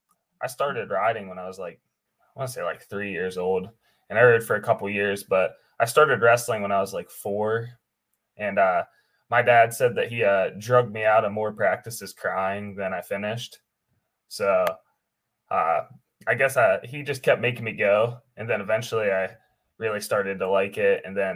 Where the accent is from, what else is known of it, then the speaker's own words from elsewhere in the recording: Oakland, West Virginia, United States; So Oakland is good because not only were they a really popular program in West Virginia for a lot of years